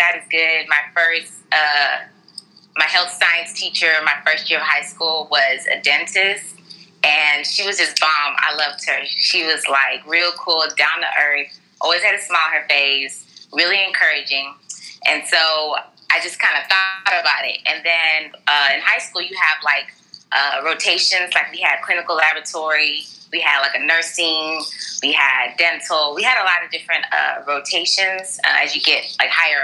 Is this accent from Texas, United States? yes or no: yes; Houston, Texas, United States; I'm from Houston, Texas, Southwest Houston, Texas, to be exact. And I'm Nigerian